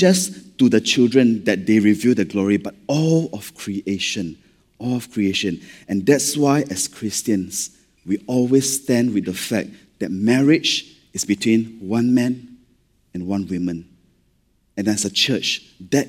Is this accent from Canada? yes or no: no; Malaysia; accent: Malaysian; being Malaysian, when we read scripture, sometimes not enough drama, lah, okay, because of our accent